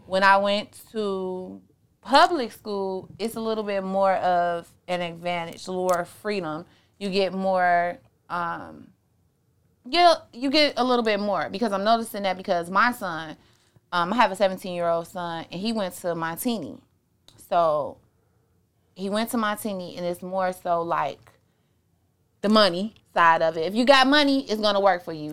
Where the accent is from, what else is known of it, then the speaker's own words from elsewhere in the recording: Chicago, Illinois, United States; I was born, um, Southside